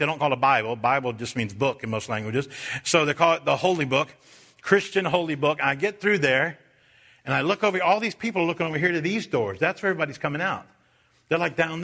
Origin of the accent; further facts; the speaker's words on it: United States; I'm an American